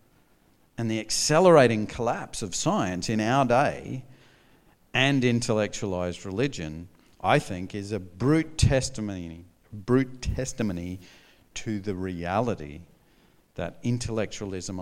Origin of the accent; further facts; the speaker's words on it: North Queensland, Australia; I grew up in North Queensland